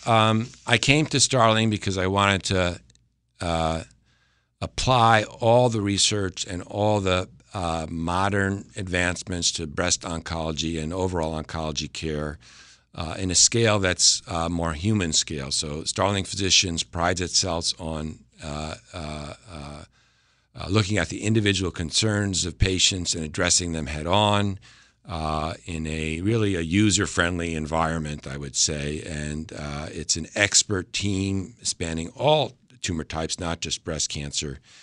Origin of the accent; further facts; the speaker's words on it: Westchester County, New York, United States; moved away as an adult; also born or lived in Boston / Connecticut; I'm originally from Westchester County, New York